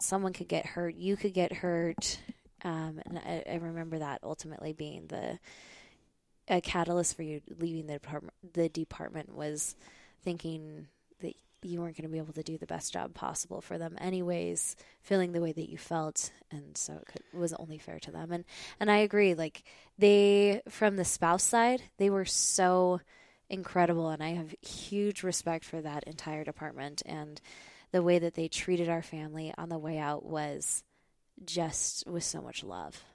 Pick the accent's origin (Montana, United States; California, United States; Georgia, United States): Montana, United States; moved away as an adult; I grew up in Montana